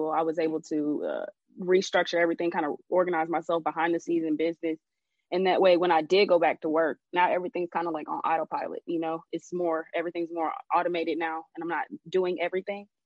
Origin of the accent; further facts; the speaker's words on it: Jamaica; You know, I'm Jamaican and my grandfather's Chinese. I'm Jamaican and Chinese.